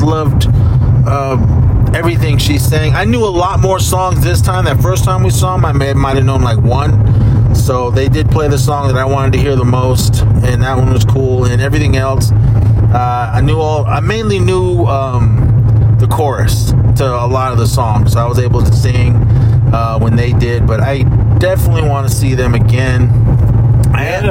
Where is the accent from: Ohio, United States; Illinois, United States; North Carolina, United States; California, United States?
California, United States; Oakland; our local Blockbuster when I grew up in Oakland